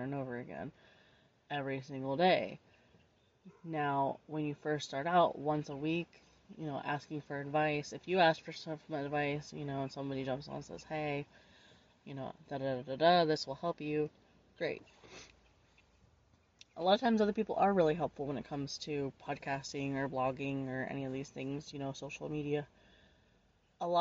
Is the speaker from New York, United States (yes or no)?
no; Florida, United States; my home state and town, basically in Florida